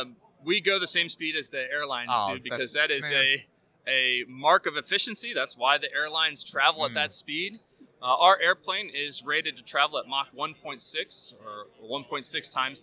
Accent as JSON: {"language": "English", "region": "Maryland", "country": "United States", "tie": "born or raised there", "moved": "as an adult", "lives_now": "Lemoore, United States", "said": "So I grew up in Maryland, but we are stationed in California."}